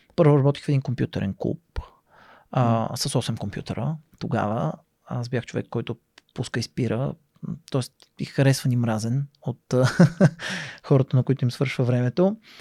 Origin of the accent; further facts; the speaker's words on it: Sofia, Sofia City, Bulgaria; израснал съм в София